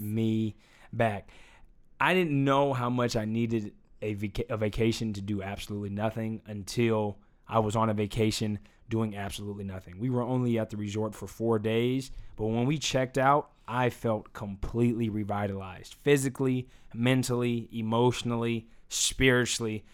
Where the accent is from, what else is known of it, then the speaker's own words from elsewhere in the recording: United States; I was born here. I'm an American. This is my home